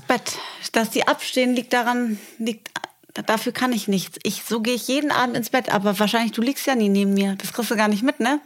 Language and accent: German; Germany; moved away as an adult; also born or lived in Berlin; now in Dubai, United Arab Emirates; wenn ich in meinem Heimatdorf Ganakesee zum Bäcker fahre, dann kennt mich die Frau seit ähm, 30 Jahren